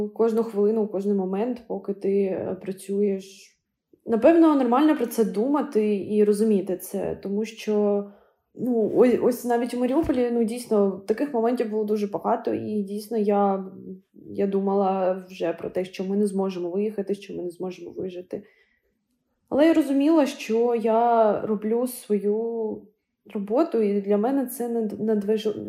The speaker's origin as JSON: {"language": "Ukrainian", "town": "Kharkiv", "region": "Kharkiv Oblast", "country": "Ukraine", "tie": "born or raised there", "said": "у Харкові у моєму рідному місті"}